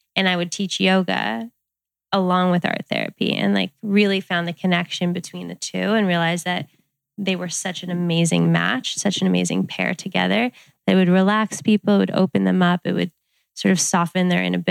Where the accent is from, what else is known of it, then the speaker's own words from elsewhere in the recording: Westchester, New York, United States; moved away as an adult; also born or lived in Boulder, Colorado; now in Santa Monica, United States; I grew up in Westchester, New York